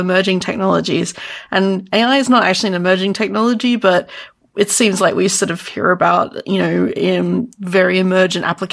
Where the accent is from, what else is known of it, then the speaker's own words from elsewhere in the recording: Sydney, New South Wales, Australia; I'm from about as south as possible, Sydney, Australia